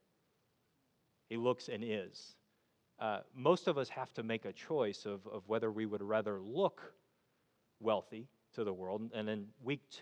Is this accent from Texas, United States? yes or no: no; West Virginia, United States; accent: hillbilly; moved away as an adult; also born or lived in St. Louis, Missouri; born and raised West Virginia